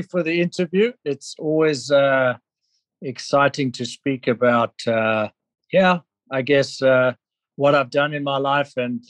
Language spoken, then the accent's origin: English; South Africa; They immigrated from Switzerland to South Africa. So I have Swiss blood, but I have South African culture and upbringing. And I grew up in South Africa.